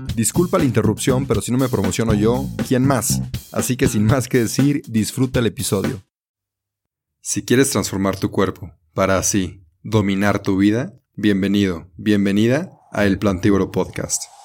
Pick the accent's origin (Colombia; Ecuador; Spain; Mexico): Mexico; also born or lived in Belgium; yo me fui a, a Bélgica a estudiar un año, me salí de México